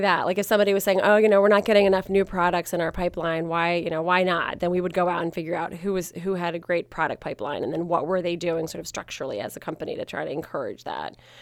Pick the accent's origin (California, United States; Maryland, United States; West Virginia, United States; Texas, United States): Maryland, United States; I grew up in Maryland